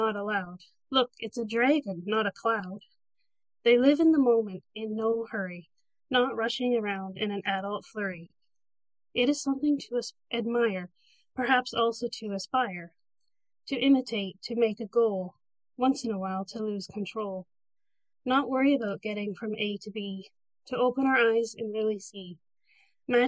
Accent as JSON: {"language": "English", "town": "Port Elgin", "region": "Ontario", "country": "Canada", "said": "I'm from Port Elgin, which is in Ontario. I live right along Lake Huron"}